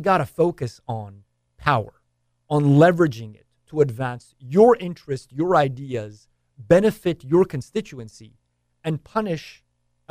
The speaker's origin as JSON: {"language": "English", "country": "Canada", "tie": "born or raised there", "moved": "yes", "said": "I was born and raised in Canada"}